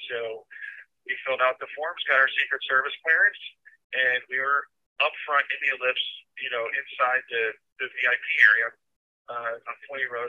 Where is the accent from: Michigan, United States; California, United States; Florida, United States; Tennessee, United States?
Florida, United States; Well, I'm from Florida. Um, I'm a husband, a father, and a grandfather.